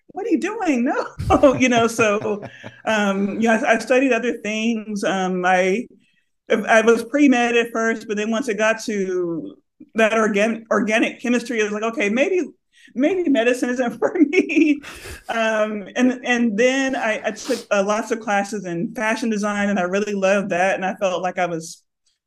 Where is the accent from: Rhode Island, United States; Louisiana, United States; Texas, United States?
Texas, United States; Lubbock; now in Austin, United States; I grew up in Lubbock, Texas